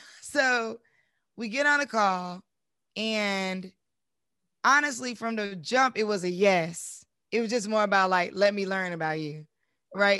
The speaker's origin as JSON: {"language": "English", "town": "Durham", "region": "North Carolina", "country": "United States", "said": "I'm from Durham originally"}